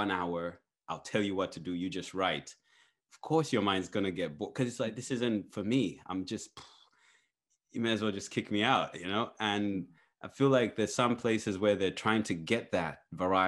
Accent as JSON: {"language": "English", "country": "Zambia", "tie": "born or raised there", "moved": "yes", "said": "I grew up in Zambia"}